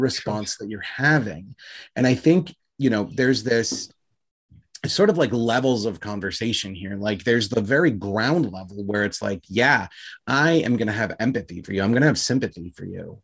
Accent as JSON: {"language": "English", "country": "United States", "said": "I'm an American guy"}